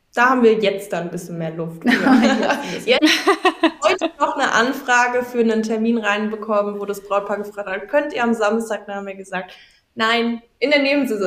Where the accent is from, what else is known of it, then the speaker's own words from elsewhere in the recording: Wegberg, North Rhine-Westphalia, Germany; hier bei uns in Wegberg